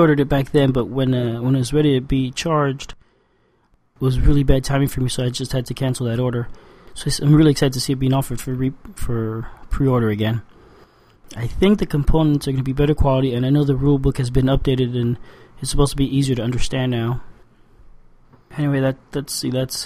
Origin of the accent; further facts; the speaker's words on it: Cuba; I was born in Cuba